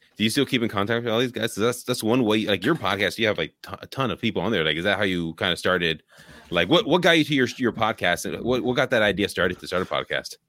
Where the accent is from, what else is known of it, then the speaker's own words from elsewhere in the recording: Bay Area, California, United States; also born or lived in Oakland; born in Oakland, grew up in the Bay Area